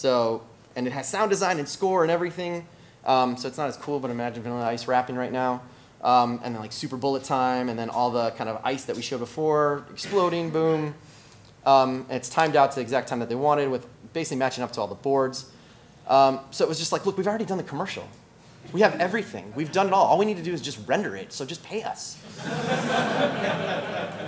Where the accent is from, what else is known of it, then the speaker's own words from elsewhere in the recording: Chicago, Midwest, United States; moved away as an adult; now in Los Angeles, United States; I come from the Midwest, hard work ethic, chip on your shoulder